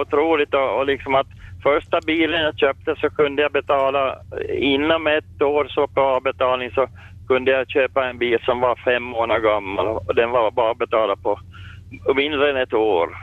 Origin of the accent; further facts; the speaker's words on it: Finland; moved away as an adult; also born or lived in Sweden; när jag kom till Finland och tillbaka, när jag fick hemlängtan